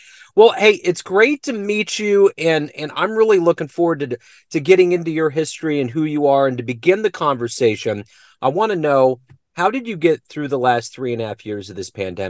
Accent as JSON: {"language": "English", "town": "Kansas City", "region": "Missouri", "country": "United States", "tie": "born or raised there", "said": "I'm in Kansas City, Missouri. I've been born and bred here."}